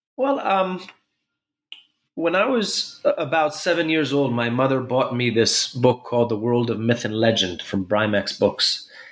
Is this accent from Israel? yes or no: yes; Jerusalem, Jerusalem District, Israel; also born or lived in New York City; I was born in Jerusalem